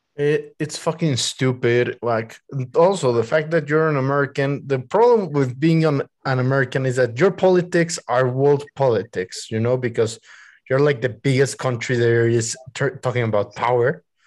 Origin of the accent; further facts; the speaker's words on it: Mexico City, Mexico; I was born and raised on Mexico City